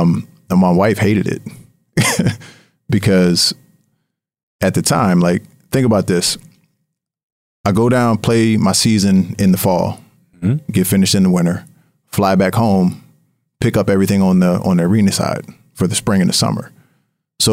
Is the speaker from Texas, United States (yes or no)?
no; Harrisburg, Pennsylvania, United States; there was a team that was launching in my hometown in Harrisburg, PA, and they were looking for investors.